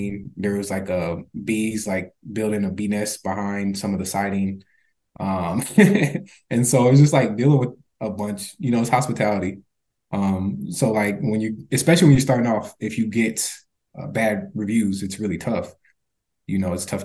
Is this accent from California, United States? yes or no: no; Minnesota, United States; we grew up in Minnesota